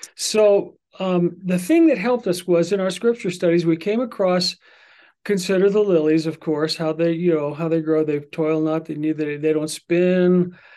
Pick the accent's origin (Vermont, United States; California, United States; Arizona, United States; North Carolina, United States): Vermont, United States; I was born in Vermont, December twelfth